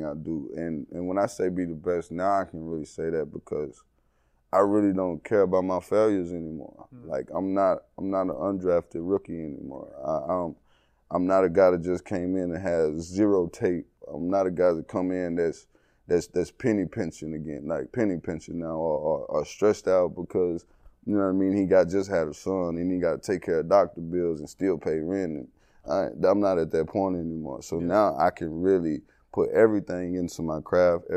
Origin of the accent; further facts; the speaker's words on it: East Texas, United States; moved away as an adult; now in Miami, United States; I grew up in the country